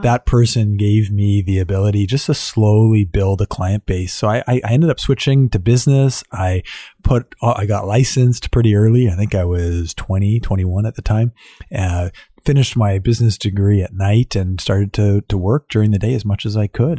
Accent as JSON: {"language": "English", "town": "Ottawa", "region": "Ontario", "country": "Canada", "tie": "born or raised there", "said": "I was born and raised here in Ottawa"}